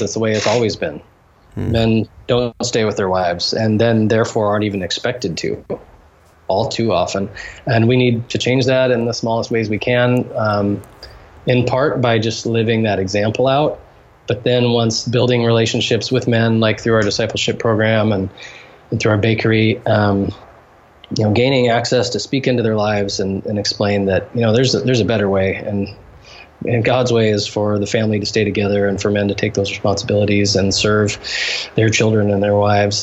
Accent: United States; moved away as an adult; now in Haiti; as a Western, um, as an American Christian

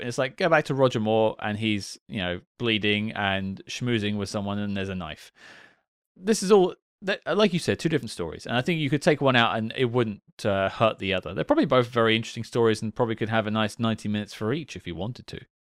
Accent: United Kingdom; as a British guy myself

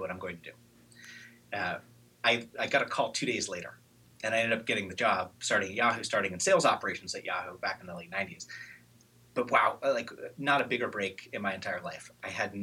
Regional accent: Eugene, Oregon, United States; I grew up in Eugene, Oregon, kind of with hippie parents

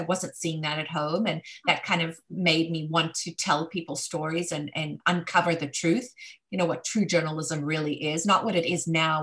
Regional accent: South Africa; moved away; growing up in Africa during apartheid, it was a very difficult country to grow up

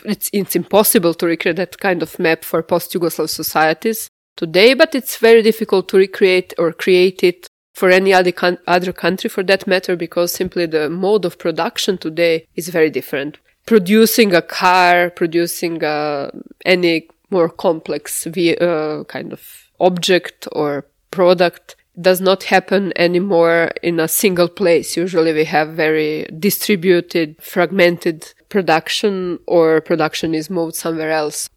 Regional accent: Jagodina, Central Serbia, Serbia; now in Slovenia; I was born in Svetozarjevo. Middle size, very industrial town in central Serbia.

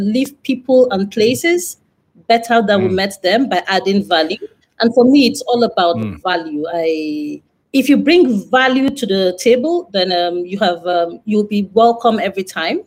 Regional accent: Nigeria; also born or lived in northeast Nigeria / western Nigeria; I grew up in Lagos, Nigeria. Well, in different parts of Nigeria, so northeast and western Nigeria, around Nigeria.

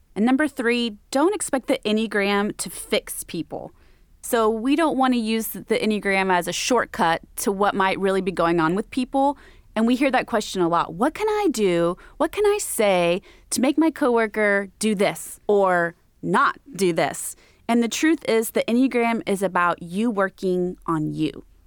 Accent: Texas, United States; I grew up in Texas

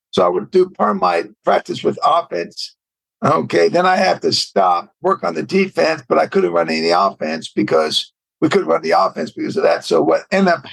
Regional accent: Bay Area, California, United States; I'm a West Coast guy, and I was from the Bay Area

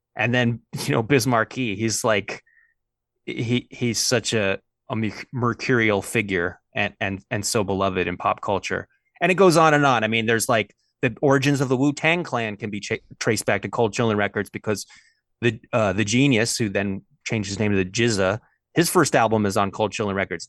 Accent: Los Angeles, California, United States; I'm from Los Angeles, California.

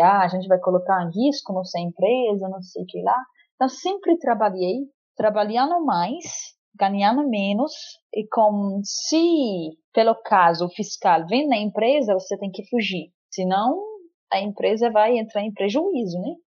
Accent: Lebanon; now in Brazil; Então, eu nasci no Líbano. Eu até hoje não conheço Síria, é um sonho conhecer Síria. Espero que um dia vou conseguir conhecer a terra de meus pais e tudo. Uhum. Cresci no Líbano

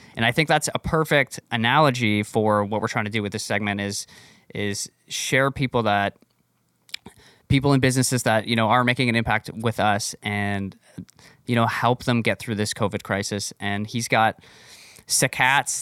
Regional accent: Barrie, Ontario, Canada; my hometown, Barrie, Ontario

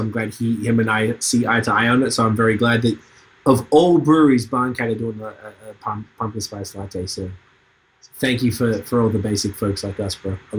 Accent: Australia; moved away as an adult; now in Canada; I'm from Australia

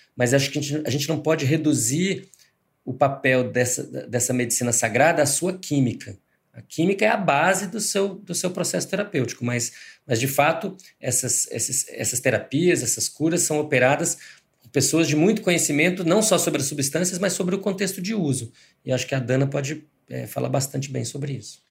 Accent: Brazil; eu sou eu sou brasileiro

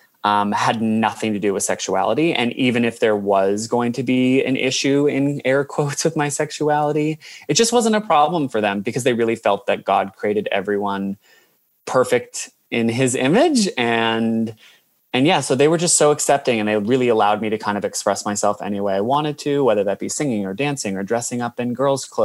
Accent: United States; moved away as an adult; now in Australia; I'm from America

